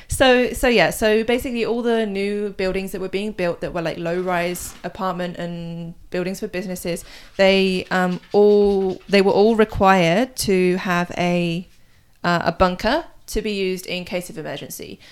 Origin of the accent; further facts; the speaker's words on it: United Kingdom; moved away as an adult; now in South Korea; I'm British, so I um I get my news from the BBC